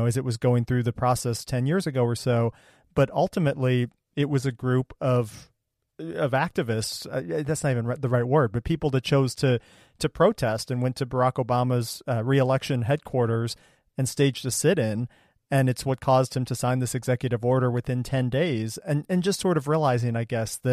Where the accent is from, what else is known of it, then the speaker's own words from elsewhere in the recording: Ohio, United States; I grew up in Ohio and went to public school